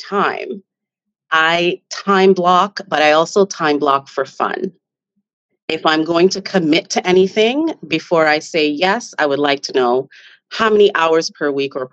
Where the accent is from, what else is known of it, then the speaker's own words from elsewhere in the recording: Jamaica; now in Canada; I'm from Jamaica and we are a proud people